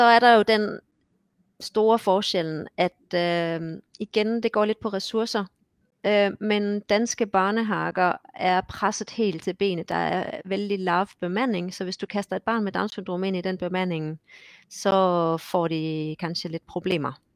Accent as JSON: {"language": "Danish", "town": "Esbjerg", "region": "Southern Denmark", "country": "Denmark", "also_born_or_lived": "Odense / Copenhagen", "moved": "as an adult", "lives_now": "Hamar, Norway", "said": "Jeg kommer mm. fra Esbjerg, som er på vestkysten, og har så boet også i Odense og København."}